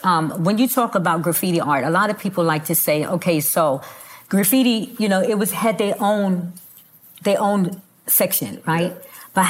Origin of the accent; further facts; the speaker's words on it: New York City, New York, United States; now in Texas, United States; Well, I'm living in, I'm from the Bronx, right? I'm from the Bronx. I'm from the Bronx, but I'm living in Texas now